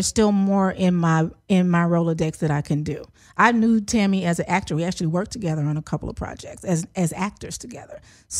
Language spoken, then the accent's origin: English; Memphis, Tennessee, United States; moved away as an adult; also born or lived in Philadelphia / New York; now in Los Angeles, United States; Born and raised from Memphis, Tennessee.